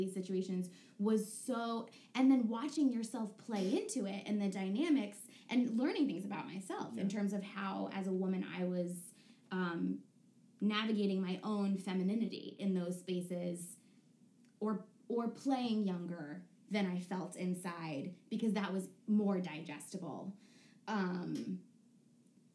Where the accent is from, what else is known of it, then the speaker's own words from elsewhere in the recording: Connecticut, United States; I grew up in Connecticut in like a very affluent liberal area